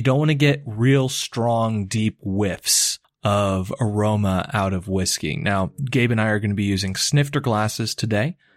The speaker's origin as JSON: {"language": "English", "country": "United States", "accent": "American", "said": "my American accent"}